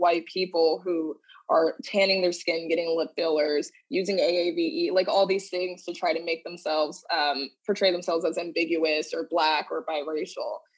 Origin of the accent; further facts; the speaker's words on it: Dallas, Texas, United States; moved away as an adult; now in New York City, United States; I hail from Dallas, Texas, but I currently live in New York City.